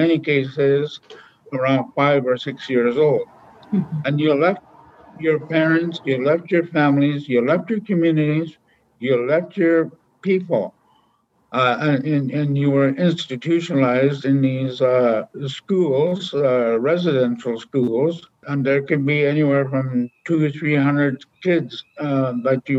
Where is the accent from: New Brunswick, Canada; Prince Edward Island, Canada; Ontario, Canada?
Ontario, Canada; Lac Seul; also born or lived in Sioux Lookout, Ontario; I'm originally from Obishogokong, which is Lac Seul, traditional territory, which is not too far from here